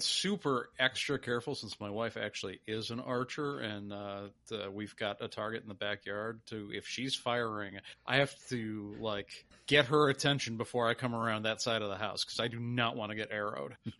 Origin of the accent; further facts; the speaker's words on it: Chicago, Illinois, United States; old school Irish, Chicago, South Side, so I, I grew up watching the Sox